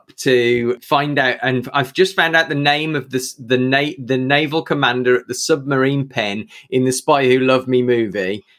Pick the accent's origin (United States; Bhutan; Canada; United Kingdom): United Kingdom; I don't know if anyone here is we're all British.